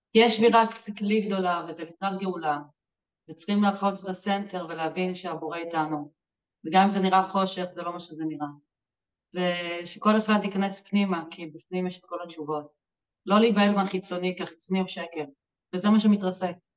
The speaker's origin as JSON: {"language": "Hebrew", "town": "Jerusalem", "region": "Jerusalem District", "country": "Israel", "tie": "born or raised there", "said": "אני גדלתי בבית חילוני, בירושלים"}